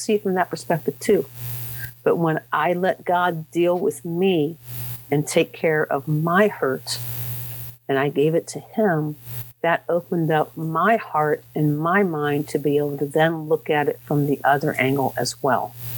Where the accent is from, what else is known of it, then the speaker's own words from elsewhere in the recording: Dayton, Ohio, United States; moved away; I was raised down in Dayton, Ohio